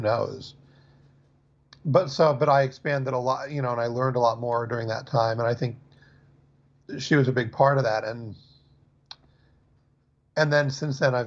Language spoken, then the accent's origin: English; New York City, New York, United States; I'm not from Long Island, but I'm from New York City